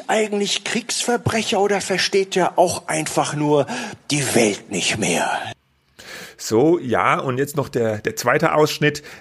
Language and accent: German; Austria; Ich bin Ausländerin. Ja, richtig. Ich bin Ausländerin. Ich sage es frei heraus. Ich komme aus Österreich.